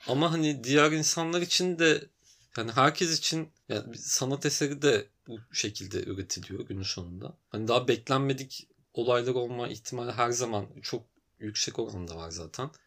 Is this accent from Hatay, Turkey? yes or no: no; Antalya, Turkey; moved away as an adult; also born or lived in Tekirdağ; now in Istanbul, Turkey; Yarı Tekirdağlı, yarı Antalyalı gibi ama Antalya'da yaşayıp büyüdüm.